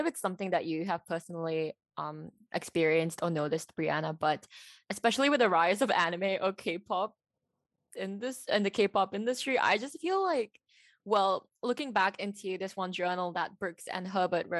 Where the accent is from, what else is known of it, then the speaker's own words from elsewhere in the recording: Malaysia; I am from Malaysia